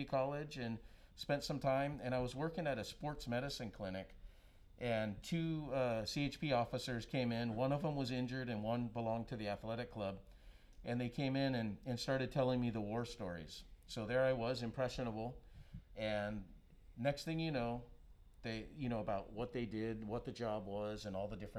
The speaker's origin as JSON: {"language": "English", "region": "Hawaii", "country": "United States", "tie": "born or raised there", "also_born_or_lived": "Oahu / Maui / Big Island", "moved": "yes", "lives_now": "Santa Cruz, United States", "said": "Born and raised in Hawaii"}